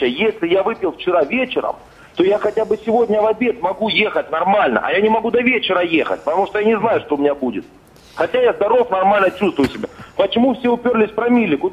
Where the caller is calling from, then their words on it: Stavropol, Stavropol Krai, Russia; Э, Ставрополь.